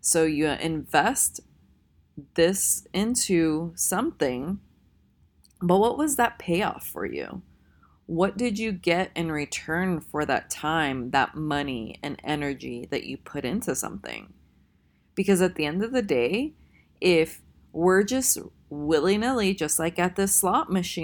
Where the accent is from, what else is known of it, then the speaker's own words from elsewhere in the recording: Tennessee, United States; I'm actually from Tennessee